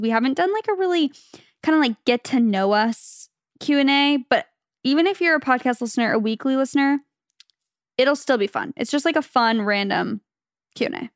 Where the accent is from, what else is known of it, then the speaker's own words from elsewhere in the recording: Phoenix, Arizona, United States; moved away as an adult; now in California, United States; we're from Phoenix, Arizona, originally. We met in high school